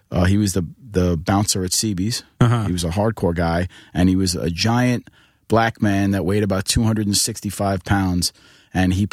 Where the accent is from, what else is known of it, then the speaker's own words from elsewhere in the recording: New York City, New York, United States; moved away as an adult; now in upstate New York, United States; Queens. I grew up in Bayside, Queens.